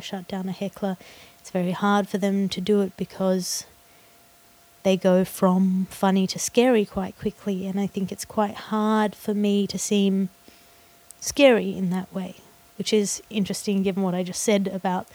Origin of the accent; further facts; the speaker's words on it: Australia; in Australia my accent sounds a bit prissy